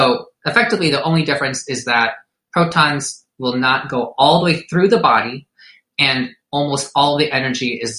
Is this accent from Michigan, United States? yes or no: yes; Detroit, Michigan, United States; also born or lived in Durham, North Carolina; I was born in Detroit, Michigan, raised by Filipino immigrants, went to college away at Duke, went back for medical school at Wayne State